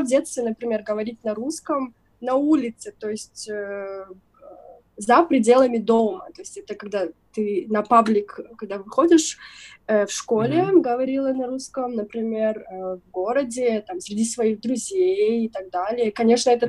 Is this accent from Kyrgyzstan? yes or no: yes; southern Kyrgyzstan, Kyrgyzstan; я из юга Кыргызстана выросла, родилась и выросла там, отучилась